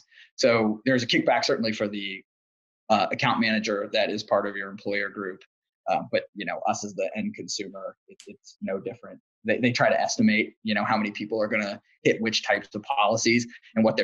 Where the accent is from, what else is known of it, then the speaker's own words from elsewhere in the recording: Pittsburgh, Pennsylvania, United States; I'm from Pittsburgh